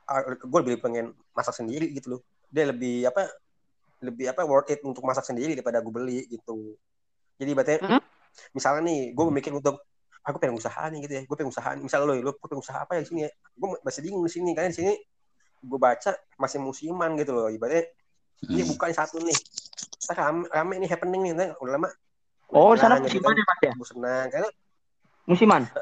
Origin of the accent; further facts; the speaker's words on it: Jakarta, Indonesia; Jakarta gue ekor Jakarta sih udah nggak original ya